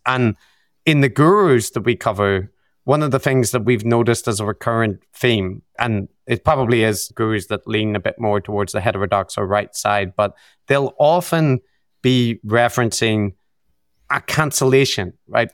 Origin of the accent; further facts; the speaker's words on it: Belfast, Northern Ireland, United Kingdom; my background in, in Belfast, in growing up in the Troubles